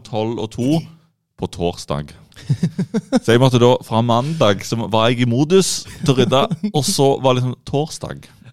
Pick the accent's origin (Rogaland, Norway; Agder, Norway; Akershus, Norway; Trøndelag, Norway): Rogaland, Norway; vi er jo rogalendinger. To av oss i studiet er rogalendinger.